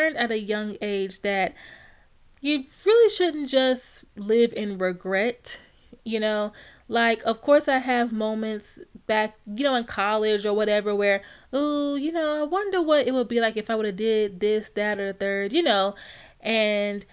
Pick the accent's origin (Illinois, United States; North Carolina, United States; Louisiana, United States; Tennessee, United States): Louisiana, United States; Alexandria; born and raised in Louisiana